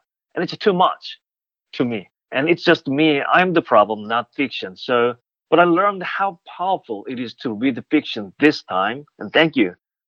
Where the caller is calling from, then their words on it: Pittsburgh, Pennsylvania, United States; So I am joining you from Pittsburgh. It is raining now here.